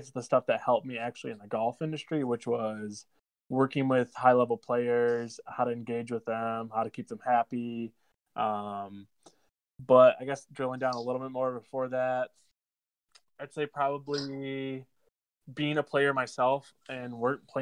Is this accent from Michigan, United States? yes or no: yes; Midland, Michigan, United States; moved away as an adult; also born or lived in Chicago; I'm born and raised in Midland, Michigan, right where Northwood is